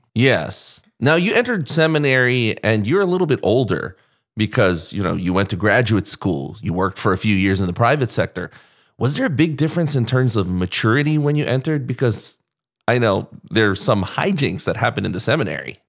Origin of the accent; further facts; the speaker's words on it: Philippines; I have a Spanish last name, but I'm, I'm Filipino